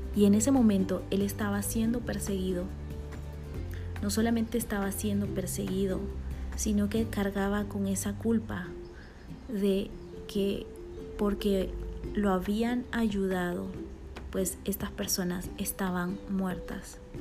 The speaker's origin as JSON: {"language": "Spanish", "country": "Bolivia", "tie": "born or raised there", "moved": "yes", "lives_now": "Guatemala"}